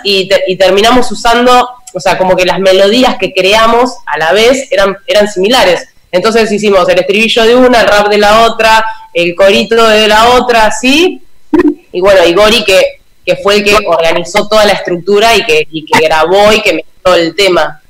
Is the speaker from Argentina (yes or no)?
yes; Necochea, Buenos Aires Province, Argentina; yo soy de Necochea